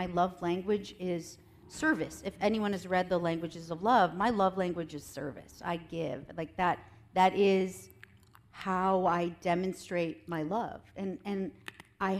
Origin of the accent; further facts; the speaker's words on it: Minnesota, Wisconsin, Midwest, United States; moved away as an adult; also born or lived in Nebraska / Chicago / Washington, D.C. / Los Angeles; I'm originally from the Midwest. I'm from Minnesota, Wisconsin